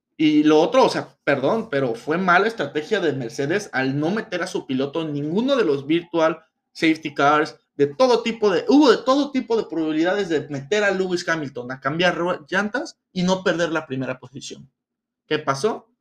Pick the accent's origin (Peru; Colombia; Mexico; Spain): Mexico; a nosotros como mexicanos